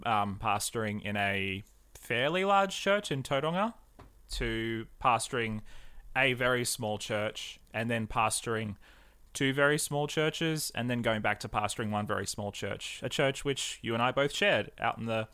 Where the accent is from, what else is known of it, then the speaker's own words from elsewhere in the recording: New South Wales, Australia; Barrel Church was my home church growing up in the Southern Highlands